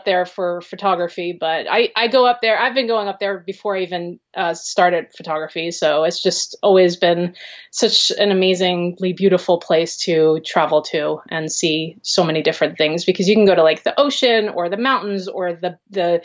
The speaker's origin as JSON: {"language": "English", "region": "New York", "country": "United States", "tie": "born or raised there", "moved": "as an adult", "lives_now": "Pacifica, United States", "said": "I lived in I grew up in New York. I didn't live in the city. I lived in the suburbs"}